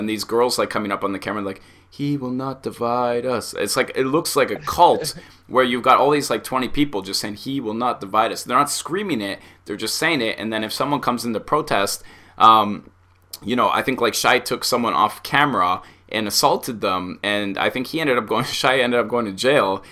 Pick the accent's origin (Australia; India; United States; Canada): Canada; Being Canadian